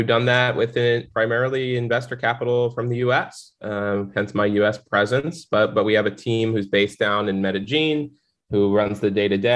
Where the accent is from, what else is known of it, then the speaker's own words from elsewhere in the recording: Central New Jersey, United States; moved away as an adult; now in Miami, United States; I'm originally from Central New Jersey, was born and raised there